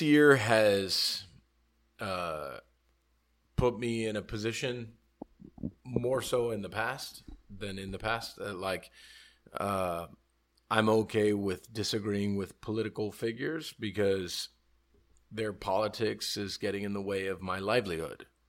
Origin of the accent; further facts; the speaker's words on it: Hialeah, Florida, United States; I was born Hialeah. Like, I'm, I'm, I'm American